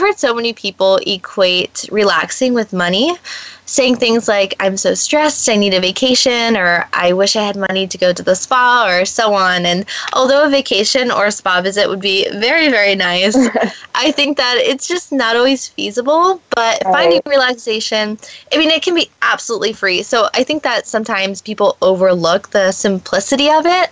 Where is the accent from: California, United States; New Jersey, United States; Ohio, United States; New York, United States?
New Jersey, United States; moved away as an adult; now in Los Angeles, United States; living and growing up in New Jersey